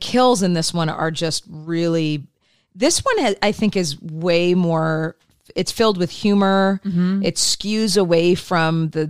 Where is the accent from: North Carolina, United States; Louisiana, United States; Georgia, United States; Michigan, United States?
Michigan, United States; Detroit; I grew up in Detroit